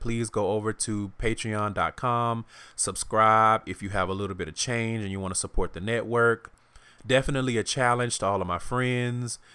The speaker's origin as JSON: {"language": "English", "region": "the South", "country": "United States", "also_born_or_lived": "Houston", "moved": "as an adult", "lives_now": "Seattle, United States", "said": "I'm from the South"}